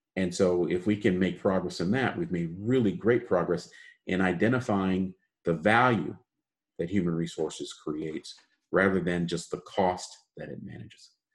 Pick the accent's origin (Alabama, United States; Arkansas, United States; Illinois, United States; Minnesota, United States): Illinois, United States; Chicago; also born or lived in Detroit, Michigan; born and raised in the United States, uh, in Chicago